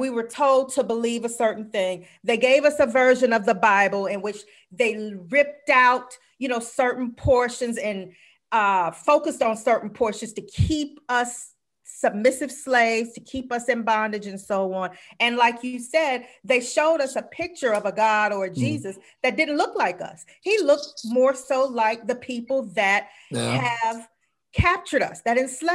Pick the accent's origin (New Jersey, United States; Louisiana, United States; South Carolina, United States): South Carolina, United States; moved away; also born or lived in Washington, District of Columbia, United States; I'm from South Carolina